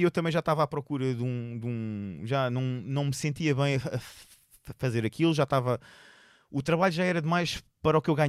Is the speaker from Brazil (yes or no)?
no; Seixal, Setúbal, Portugal; also born or lived in Lisbon; now in Amadora, Portugal; sou originário, eu sou originário do Seixal, originário. Eu nasci em Benfica, vivi no Seixal e agora vivo